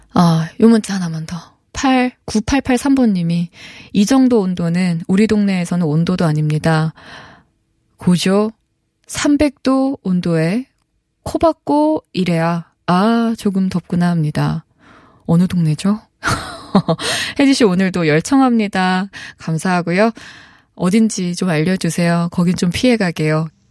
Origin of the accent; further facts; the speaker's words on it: Chungcheong, South Korea; 충청도 출신인데